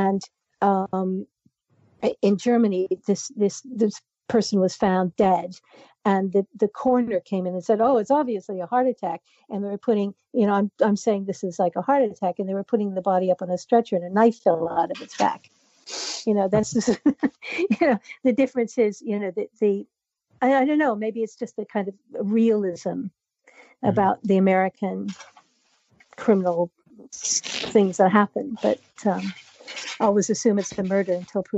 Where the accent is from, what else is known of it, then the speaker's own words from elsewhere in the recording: Canada; I'm Canadian